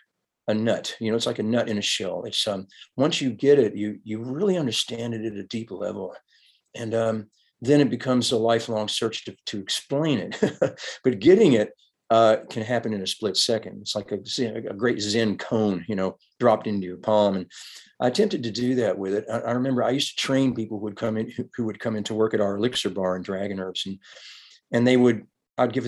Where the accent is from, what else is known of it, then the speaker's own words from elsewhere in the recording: Kentucky, United States; I'm this guy from Kentucky